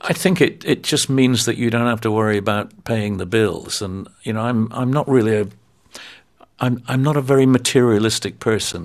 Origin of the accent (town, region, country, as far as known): United Kingdom